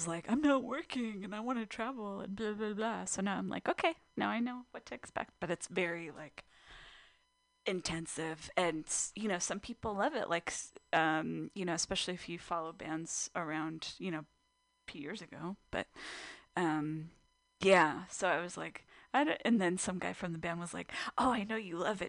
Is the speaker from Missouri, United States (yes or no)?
no; California, United States; I grew up in SoCal, so.